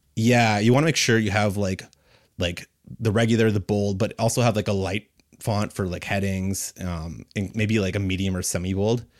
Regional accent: Kitchener, Ontario, Canada; I'm a designer from Kitchener, Waterloo

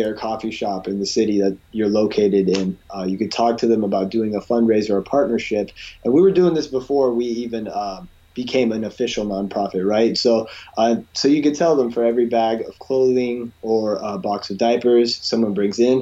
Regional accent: California, United States; I grew up in California

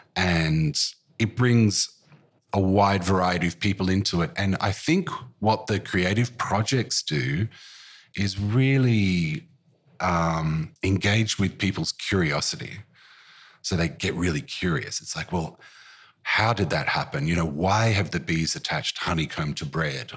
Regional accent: Currumbin, Queensland, Australia; now in Melbourne, Australia; even as a kid growing up in Currumbin

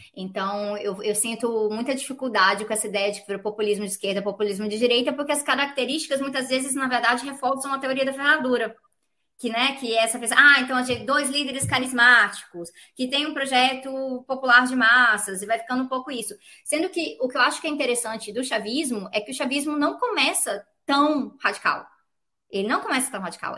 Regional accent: Brazil; sendo brasileira

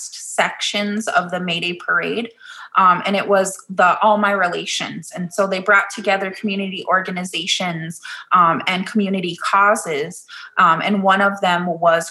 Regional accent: Minneapolis, Minnesota, United States; I was born and raised here in South Minneapolis

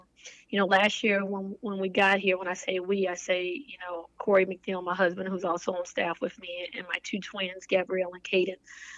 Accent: Virginia, United States; also born or lived in Connecticut; now in Greenville, United States; I'm originally from Virginia, so I'm a little bit more comfortable with this type of weather.

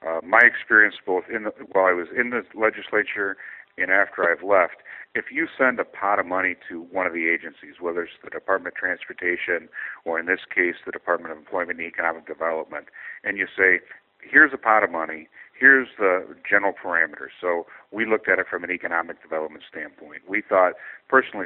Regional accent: Albert Lea, Minnesota, United States; Albert Lea, my hometown

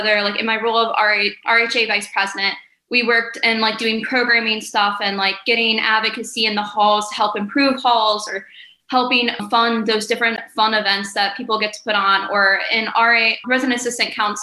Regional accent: North Ridgeville, Ohio, United States; moved away as an adult; now in Morgantown, United States; I am from North Ridgeville, Ohio

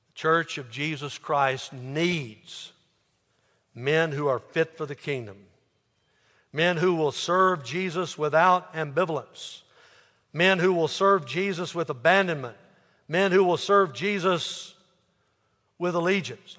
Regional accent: United States; I'm an American

